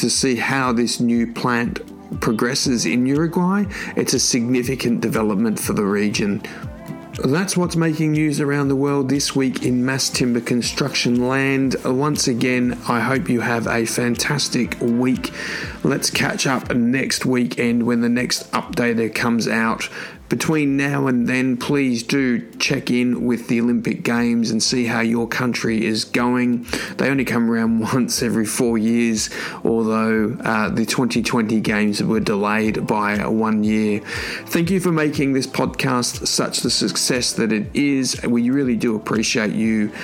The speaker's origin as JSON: {"language": "English", "town": "Sydney", "region": "New South Wales", "country": "Australia", "tie": "born or raised there", "said": "my hometown of Sydney"}